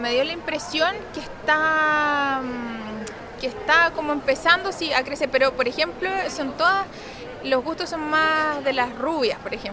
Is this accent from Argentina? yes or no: no; Chile; transmitir eso, lo, lo, que somos los chilenos